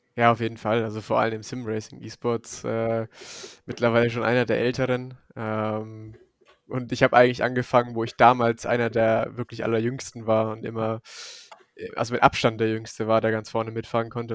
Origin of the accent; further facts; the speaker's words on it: Forchheim district, near Bamberg, Franconia, Bavaria, Germany; accent: Franconian; moved away as an adult; now in Munich, Germany; Ich komme eigentlich aus dem Forchheimer Landkreis, da bei Bamberg in der Nähe. Und äh, ja, da bin ich bis vor zwei Jahren mein Leben lang, ja, habe ich da gewohnt